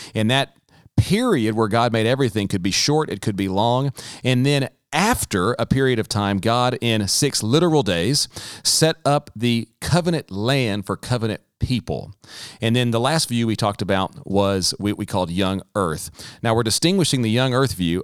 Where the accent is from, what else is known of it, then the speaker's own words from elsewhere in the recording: the South, United States; growing up in the South, myself included